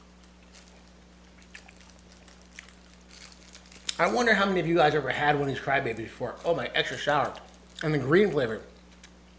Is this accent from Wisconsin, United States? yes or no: no; Westbrook, Connecticut, United States; also born or lived in Cheshire, Connecticut; in Westbrook as a kid we grew up